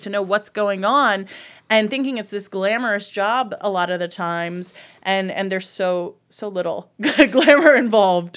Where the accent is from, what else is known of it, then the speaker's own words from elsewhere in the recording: New Jersey, United States; moved away as an adult; also born or lived in Baltimore, Maryland / Washington, D.C. / Cleveland, Ohio / Huntsville, Alabama; now in Lakewood, United States; I was raised in New Jersey, small town, near New York